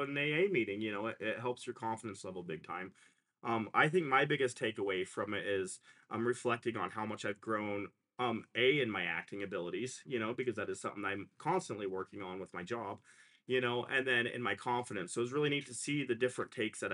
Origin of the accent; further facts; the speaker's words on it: Sheridan, Wyoming, United States; we live in a very old-fashioned town. I grew up here.